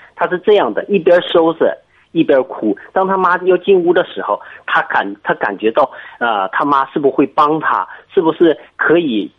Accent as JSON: {"language": "Chinese", "town": "Kunshan", "region": "Jiangsu", "country": "China", "said": "我是江苏昆山的"}